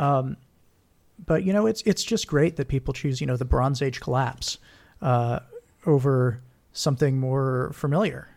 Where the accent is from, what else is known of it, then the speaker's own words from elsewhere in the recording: Hawaii, United States; moved away as an adult; also born or lived in Texas; I'm from Hawaii